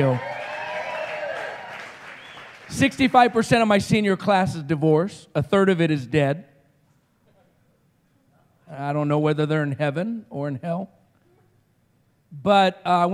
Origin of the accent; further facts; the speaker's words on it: Roswell, New Mexico, United States; I'm from Roswell, New Mexico